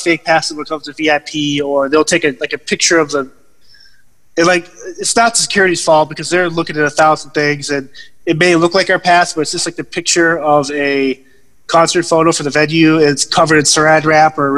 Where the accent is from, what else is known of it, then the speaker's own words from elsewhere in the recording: Massachusetts, United States; I grew up in Massachusetts